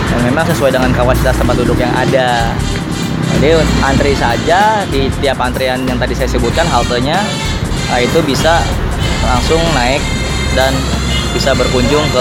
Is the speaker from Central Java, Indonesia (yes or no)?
yes; Central Java, Indonesia; Mas Bayu asli warga Jakarta saya Jawa Tengah